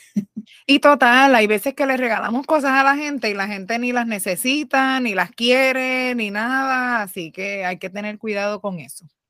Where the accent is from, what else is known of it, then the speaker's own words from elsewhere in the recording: Puerto Rico; nosotras somos boricuas